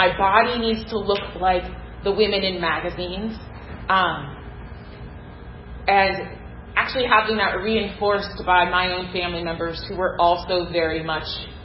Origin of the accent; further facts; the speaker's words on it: Pacific Northwest, United States; I grew up in the Pacific Northwest in a Black family